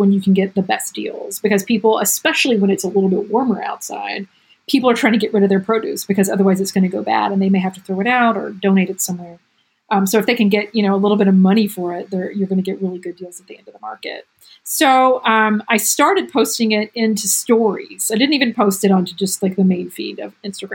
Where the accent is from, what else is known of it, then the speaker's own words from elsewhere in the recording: United States; moved away as an adult; also born or lived in New York; now in France; as an American coming here